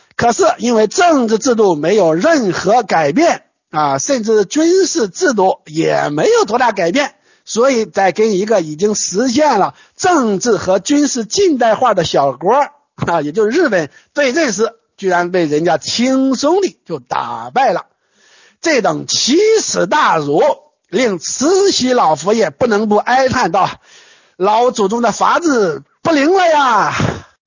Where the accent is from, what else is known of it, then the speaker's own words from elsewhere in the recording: China; 我们中国人